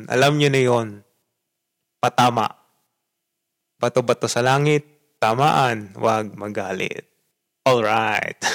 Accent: Philippines; moved away as an adult; also born or lived in Japan; bansa na iyong kinalakihan na dun sa bansa ako na pinanggalingan ko, syempre Pilipinas

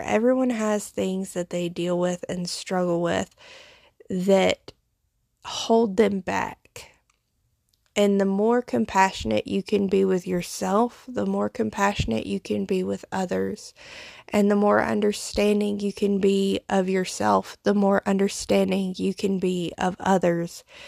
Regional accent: foothills of the Appalachian Mountains, the South, United States; accent: Southern; my accent, I grew up in the South, in the Bible Belt, uh, in the foothills of the Appalachian Mountains

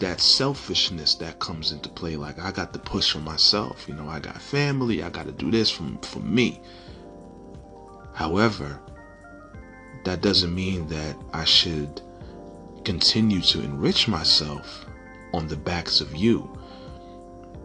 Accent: New York, United States; I come from New York

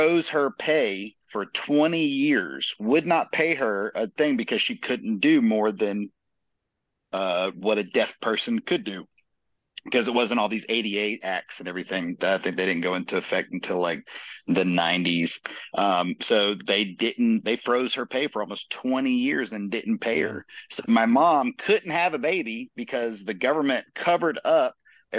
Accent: Camp Lejeune, North Carolina, United States; I lived there and I grew up on Camp Lejeune

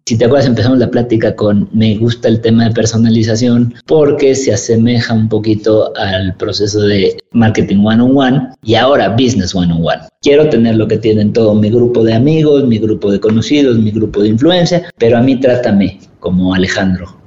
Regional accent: Mexico; Tenemos esa resiliencia como, como mexicanos

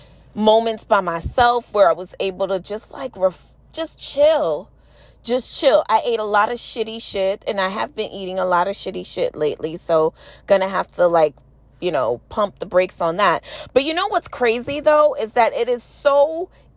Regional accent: New York City, New York, United States; I'm from New York City

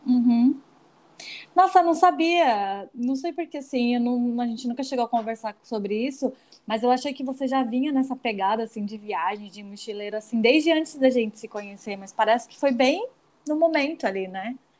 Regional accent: Belém, Pará, Brazil; eu sou de lá, né, de Belém

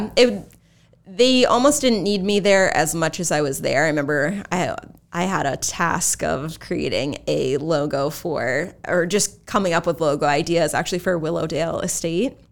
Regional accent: Exeter-West Greenwich, Rhode Island, United States; I actually went to Exeter, West Greenwich.

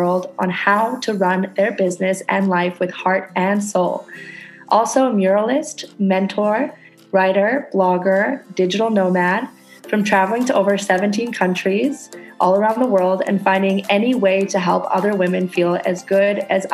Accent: Canada; now in Indonesia; I'm a Canadian girl living on a tiny ass tropical island in Indonesia

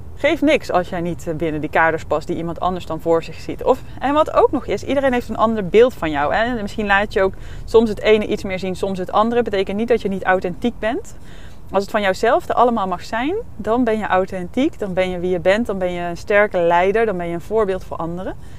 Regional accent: North Brabant, Netherlands; moved away; ik kwam ook uit Brabant, uit een niet hele grote plaats

